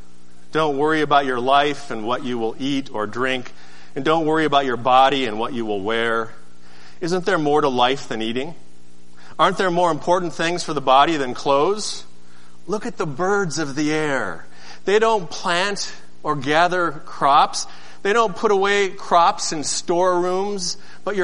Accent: Seattle, Washington, United States; moved away; I'm from Seattle

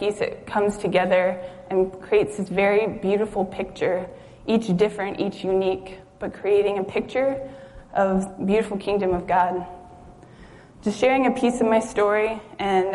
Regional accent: Juneau, Alaska, United States; also born or lived in Kenai, Alaska / Anchorage, Alaska; I had grown up in the city, grown up in Juneau, lived in Kenai, graduated high school in Anchorage

